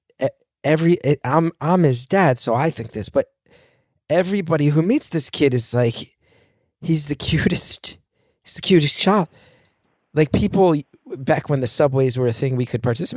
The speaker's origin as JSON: {"language": "English", "region": "New Jersey", "country": "United States", "said": "I'm from New Jersey"}